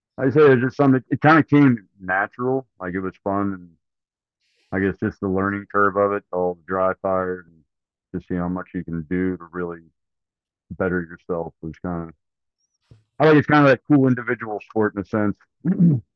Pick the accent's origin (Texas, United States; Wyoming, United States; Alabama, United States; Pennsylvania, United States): Pennsylvania, United States; Pittsburgh; I'm from Pittsburgh, PA